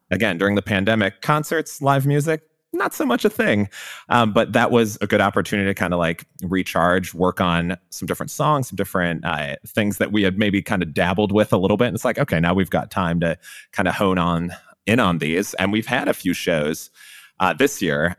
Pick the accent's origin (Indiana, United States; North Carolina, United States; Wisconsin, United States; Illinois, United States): Illinois, United States; Chicago; now in Austin, United States; I grew up in Chicago, so I was a big Bulls fan